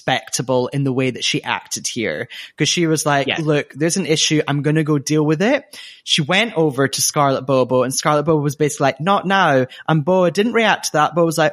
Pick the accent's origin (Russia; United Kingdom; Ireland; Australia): United Kingdom; Scotland; accent: Scottish; my Scottish accent.